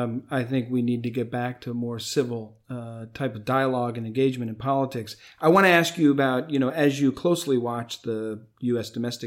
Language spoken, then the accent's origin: English; United States; as an American